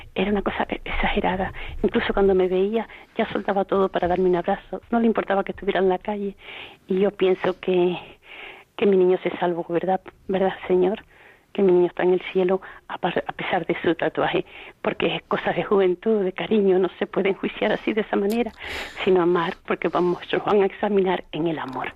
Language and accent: Spanish; Canary Islands, Spain; soy de Canarias